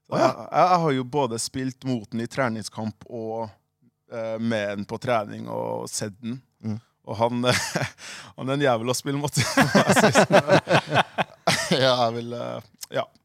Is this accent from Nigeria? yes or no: no; Liberia; now in Norway; vi kom jo fra, jeg kommer fra Liberia